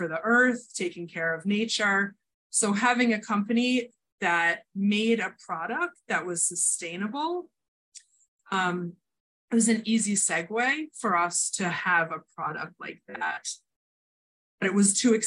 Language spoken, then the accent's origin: English; New Jersey, United States; moved away as an adult; now in New Hampshire, United States; I grew up in Jersey.